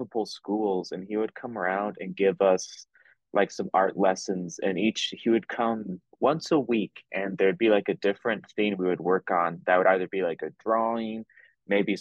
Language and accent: English; Garden City, Kansas, United States; now in Lawrence, United States; I'm originally from Garden City, Kansas, which is on the southwestern side. And I currently reside in Lawrence, Kansas